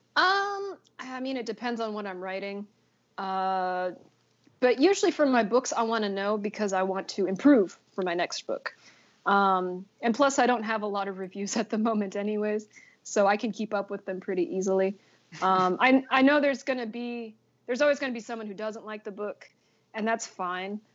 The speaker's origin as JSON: {"language": "English", "area": "San Bernardino County", "region": "California", "country": "United States", "moved": "as an adult", "lives_now": "South Korea", "said": "I'm from San Bernardino County"}